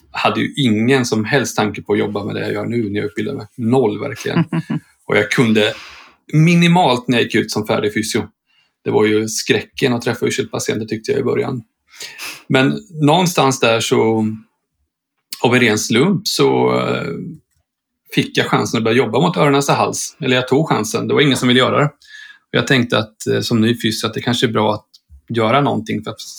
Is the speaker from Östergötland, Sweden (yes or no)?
yes; Linköping, Östergötland, Sweden; född och uppvuxen i Linköping och blev kvar i Linköping.